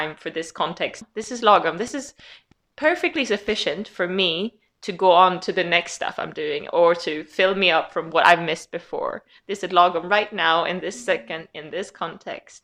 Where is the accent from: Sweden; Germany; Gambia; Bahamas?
Sweden; accent: Swedish; English is a second language; moved away as an adult; also born or lived in Leeds; where I've come from growing up in Sweden, until I moved out of Sweden